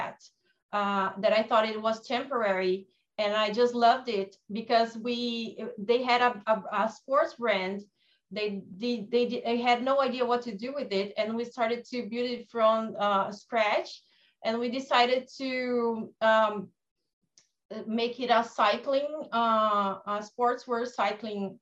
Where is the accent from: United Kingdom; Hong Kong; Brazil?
Brazil; I'm from Brazil